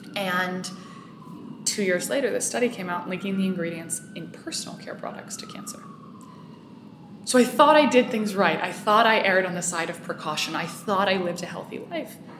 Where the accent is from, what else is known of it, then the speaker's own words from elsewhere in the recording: Bay Area, Northern California, United States; also born or lived in Marin County; I grew up in the Bay Area in Northern California